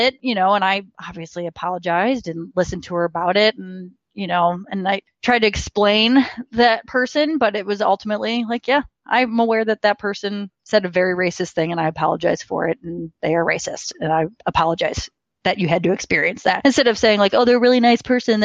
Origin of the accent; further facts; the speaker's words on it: St. Louis, Missouri, United States; growing up in St. Louis, grew up in a very white area, not a lot of diversity